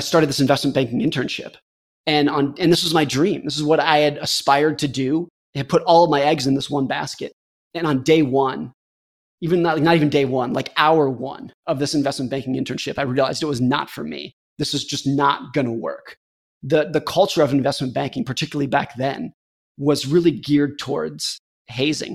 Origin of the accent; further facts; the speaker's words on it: United States; I was a competitive ski racer growing up in Lake Tahoe